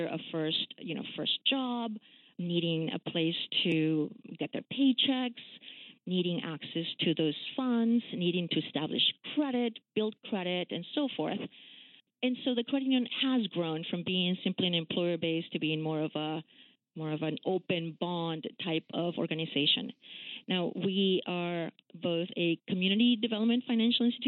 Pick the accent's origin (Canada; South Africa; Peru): Peru; moved away as an adult; now in Washington, D.C., United States; I am actually an immigrant. I grew up in Peru when we were under a military dictatorship.